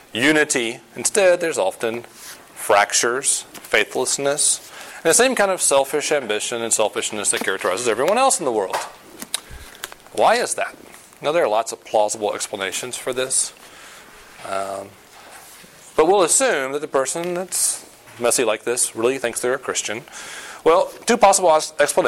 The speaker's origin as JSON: {"language": "English", "region": "the South", "country": "United States", "tie": "born or raised there", "moved": "yes", "said": "I grew up in the South"}